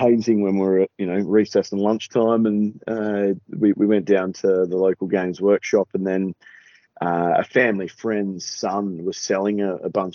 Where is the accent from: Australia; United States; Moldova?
Australia; Adelaide, South Australia; also born or lived in Melbourne; now in Queensland, Australia; I'm from South Australia.